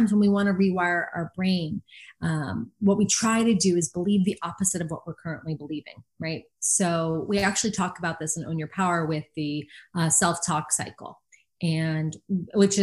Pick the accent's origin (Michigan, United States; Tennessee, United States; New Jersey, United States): New Jersey, United States; I'm from New Jersey